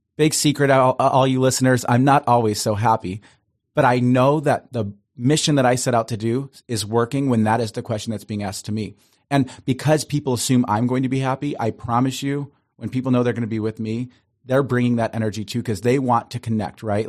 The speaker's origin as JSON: {"language": "English", "town": "Cleveland", "region": "Ohio", "country": "United States", "tie": "born or raised there", "moved": "yes", "lives_now": "Los Angeles, United States", "said": "I grew up in Cleveland, Ohio, beautiful Italian family"}